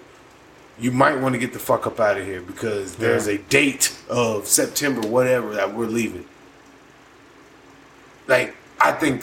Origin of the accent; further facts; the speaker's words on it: United States; As an American